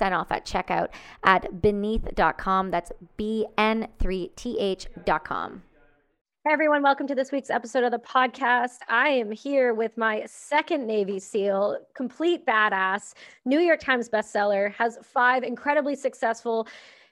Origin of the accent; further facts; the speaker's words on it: Canada; I'm Canadian